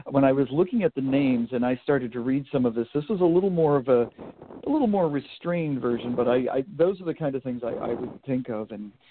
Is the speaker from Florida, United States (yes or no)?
no; Vermont, United States; I grew up in New England, and when I think of the very small town that I grew up in, which is still pretty much a small town